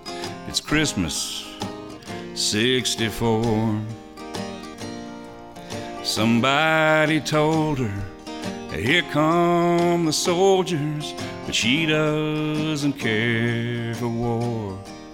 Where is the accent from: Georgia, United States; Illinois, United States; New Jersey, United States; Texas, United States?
Georgia, United States; Atlanta; moved away; also born or lived in Nashville, Tennessee / Savannah, Georgia; I'm from Atlanta originally. But I lived in Nashville up there 27 years, and then we came back to Georgia a few years ago, and we lived in Savannah for about 3 years before moving back up here.